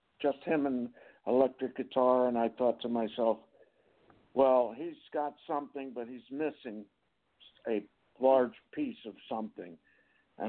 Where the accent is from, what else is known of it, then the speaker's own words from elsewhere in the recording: New York City, New York, United States; I was growing up in Greenwich Village in New York in Manhattan